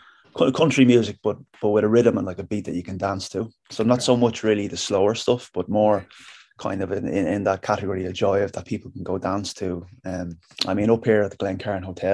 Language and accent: English; Dublin, Leinster, Ireland; moved away as an adult; now in Castleblaney, Ireland; I was born and raised in Dublin